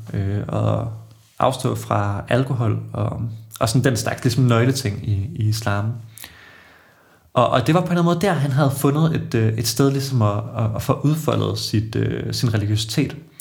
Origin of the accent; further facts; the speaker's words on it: Odense, Southern Denmark, Denmark; moved away as an adult; now in Aarhus, Denmark; Jeg er Fynbo, født og opvokset i, i Odense